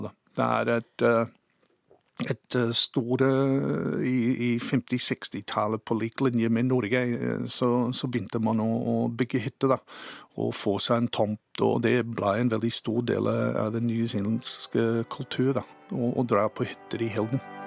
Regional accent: Cambridge, Waikato, New Zealand; Norwegian is a second language; moved away as an adult; also born or lived in Norway; now in Sandefjord, Norway; jeg vokste opp i New Zealand i 60-tallet, i en, eh, et forholdsvis lite by eh, som heter Cambridge

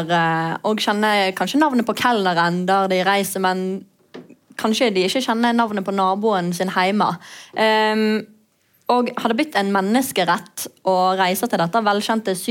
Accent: Norway; Det vet vi selv som nordmenn. Så der har vi en jobb å gjøre.

